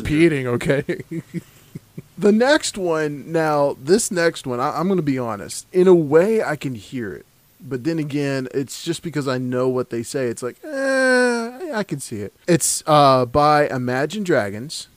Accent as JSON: {"language": "English", "region": "the South", "country": "United States", "said": "I'm from the South. I don't I don't pronounce things correctly."}